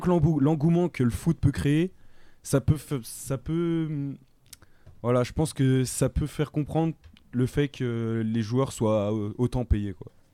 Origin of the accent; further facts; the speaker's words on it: France; chez nous en France